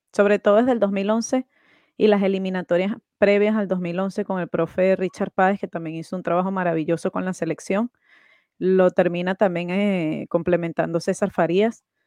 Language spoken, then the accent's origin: Spanish; Venezuela; yo soy de Venezuela